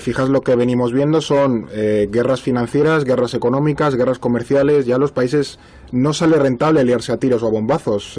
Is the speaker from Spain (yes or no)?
yes; Spain; la situación epidémica en nuestro país